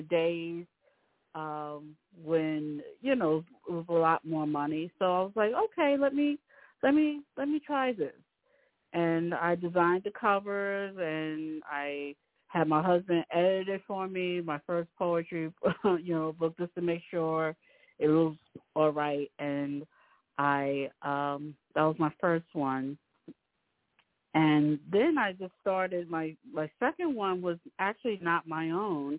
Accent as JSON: {"language": "English", "town": "New York City", "region": "New York", "country": "United States", "said": "I'm originally from Rockaway, New York"}